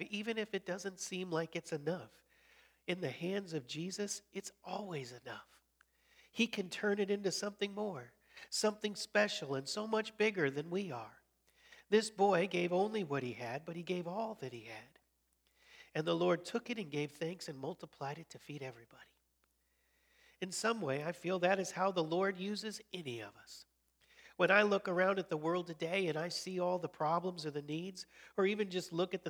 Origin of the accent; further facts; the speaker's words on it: Colorado, United States; moved away as an adult; also born or lived in Chicago, Illinois; I was born in Chicago and then grew up in Colorado, came back to Chicago for college and seminary.